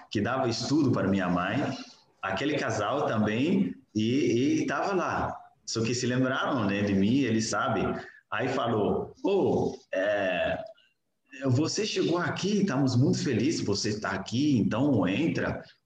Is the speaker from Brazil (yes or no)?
no; Niger; Portuguese is a second language; moved away as an adult; Eu sou do Níger, é, eu venho de uma família muçulmana e nasci, cresci dentro de um lar muçulmano